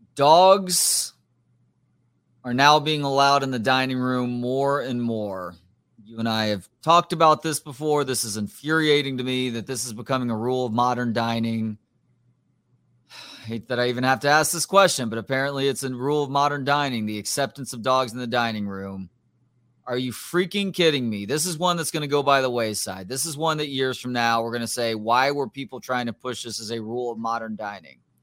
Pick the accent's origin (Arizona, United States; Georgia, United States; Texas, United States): Texas, United States; I have redneck sensibilities, I think, from growing up in Texas.